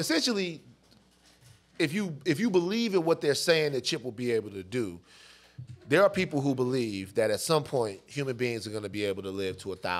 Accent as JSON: {"language": "English", "town": "Baton Rouge", "region": "Louisiana", "country": "United States", "tie": "born or raised there", "moved": "yes", "lives_now": "California, United States", "said": "somebody growing up in Baton Rouge"}